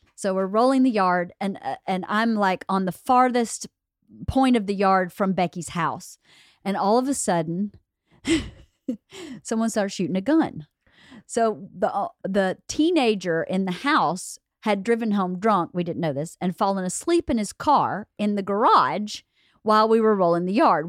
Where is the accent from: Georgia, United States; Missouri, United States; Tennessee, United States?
Georgia, United States; Norcross; born or raised there